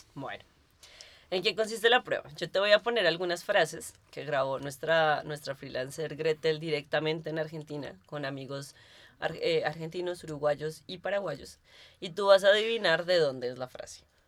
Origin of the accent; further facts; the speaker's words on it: Colombia; now in Berlin, Germany; Como los colombianos le decimos tenis